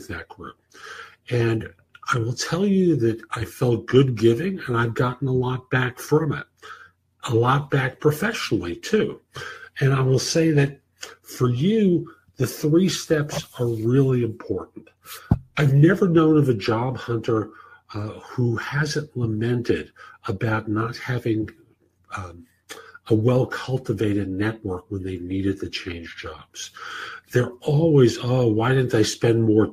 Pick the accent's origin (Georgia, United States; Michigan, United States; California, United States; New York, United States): New York, United States; moved away; I was raised in New York, and although I don't live there anymore